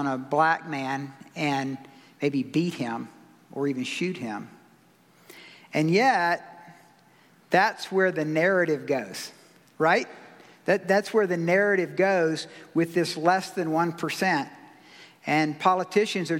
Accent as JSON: {"language": "English", "region": "South Carolina", "country": "United States", "tie": "born or raised there", "said": "I grew up in the South, so I have felt that before for sure. I remember when we integrated schools in 1970 in South Carolina and I was going into the 7th grade"}